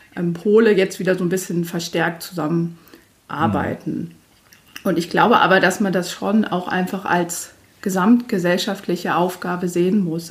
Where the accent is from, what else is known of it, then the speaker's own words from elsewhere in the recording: Göttingen, Lower Saxony, Germany; now in Braunschweig, Germany; Ich komme äh, gebürtig aus Göttingen